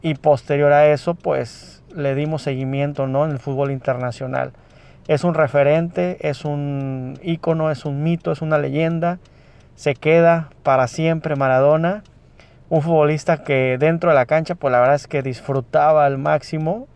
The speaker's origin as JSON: {"language": "Spanish", "country": "Mexico", "said": "a los que somos mexicanos"}